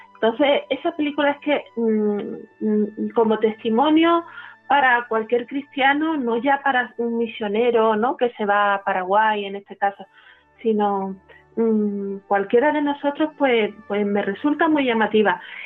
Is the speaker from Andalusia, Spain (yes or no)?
yes; Málaga, Andalusia, Spain; yo nací en Málaga, en el seno de una familia pues profundamente eh, religiosa